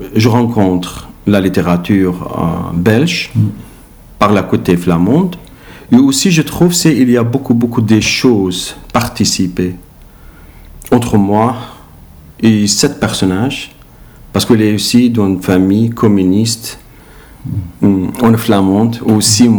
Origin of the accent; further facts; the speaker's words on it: Iraq; French is a second language; moved away as an adult; now in Belgium; de mon pays, il m'a demandé à quitter l'Irak